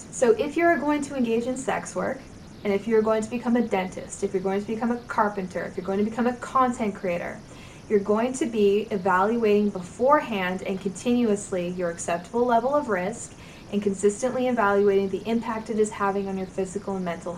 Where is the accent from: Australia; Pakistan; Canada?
Canada; as a Canadian who lives with geese